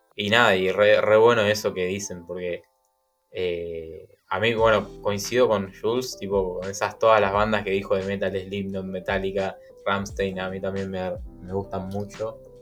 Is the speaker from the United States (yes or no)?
no; Argentina; como argentino